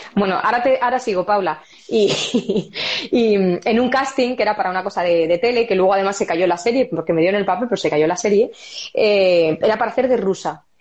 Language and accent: Spanish; Spain; moved away as an adult; also born or lived in London, United Kingdom; Yo soy española, española.